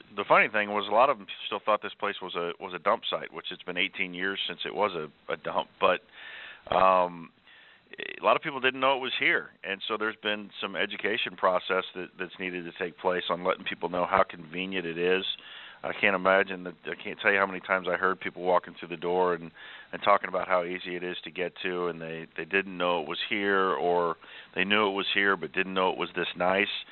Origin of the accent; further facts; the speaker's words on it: Kansas City, United States; moved away as an adult; now in Chicago, United States; I'm from the Kansas City area